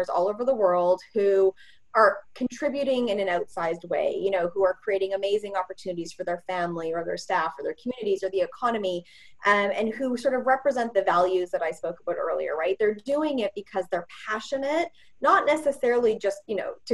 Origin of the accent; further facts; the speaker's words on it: Edmonton, Alberta, Canada; I'm from Edmonton, Alberta, and I grew up in the 80s